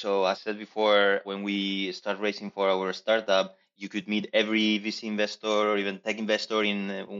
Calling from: Madrid, Community of Madrid, Spain; I'm right now in Madrid.

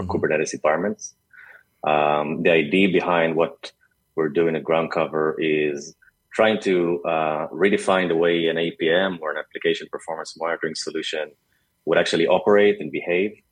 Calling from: Tel Aviv, Tel Aviv District, Israel

